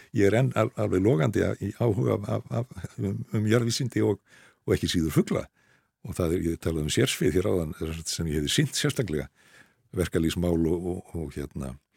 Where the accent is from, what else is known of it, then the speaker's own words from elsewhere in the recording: Reykjavík, Capital Region, Iceland; also born or lived in Skagafjörður (ancestry); ég er nú einfallega bara reykingur